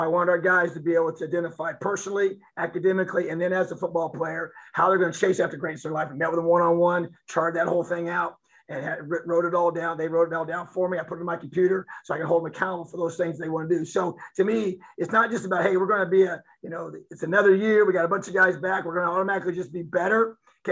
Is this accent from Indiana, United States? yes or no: yes; Indiana, United States; moved away as an adult; This is home. Bloomington's a beautiful, amazing place. And this is my home state.